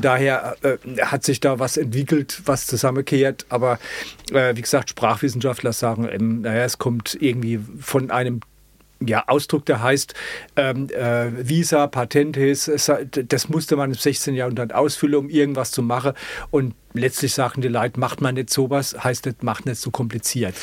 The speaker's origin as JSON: {"language": "German", "town": "Ludwigshafen", "region": "Rhineland-Palatinate", "country": "Germany", "accent": "Palatine", "said": "ich komme aus dem Ludwigshafener Hemshof"}